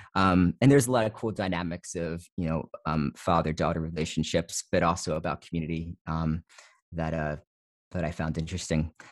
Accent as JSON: {"language": "English", "region": "New Jersey", "country": "United States", "tie": "born or raised there", "also_born_or_lived": "East Coast", "moved": "as an adult", "lives_now": "Fresno, United States", "said": "I grew up in New Jersey, I grew up in suburban New Jersey."}